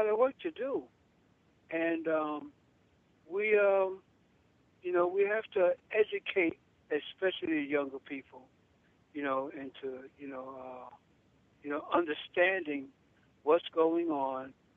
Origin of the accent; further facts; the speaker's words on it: New York, United States; now in Florida, United States; I'm a native from New York